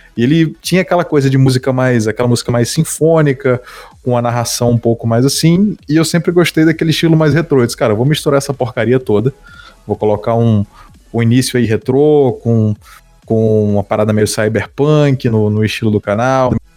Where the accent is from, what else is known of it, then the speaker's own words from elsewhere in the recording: Northeast Region, Brazil; eu sou da região do Nordeste